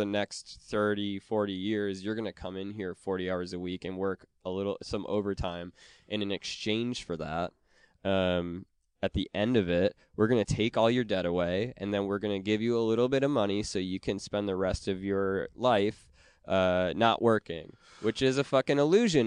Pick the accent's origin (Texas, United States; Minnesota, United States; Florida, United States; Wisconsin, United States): Wisconsin, United States; I'm from Wisconsin